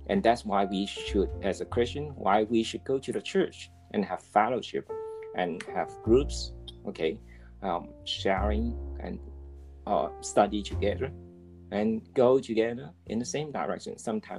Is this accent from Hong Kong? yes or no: yes; Hong Kong; I'm from Hong Kong